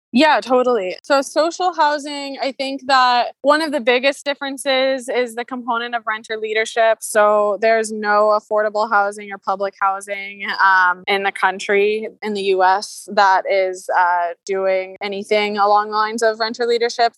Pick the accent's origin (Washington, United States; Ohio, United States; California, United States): Washington, United States; Seattle; I grew up in Seattle in a like middle class homeowner family